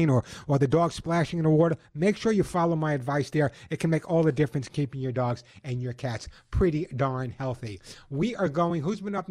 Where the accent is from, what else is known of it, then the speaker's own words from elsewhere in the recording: Long Island, New York, United States; now in Southern California, United States; when you grew up on Long Island like I did